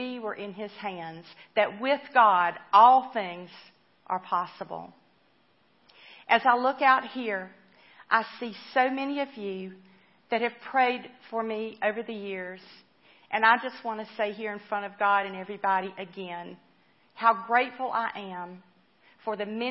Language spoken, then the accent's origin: English; Spartanburg, South Carolina, United States; I was brought up in the church in my hometown of Spartanburg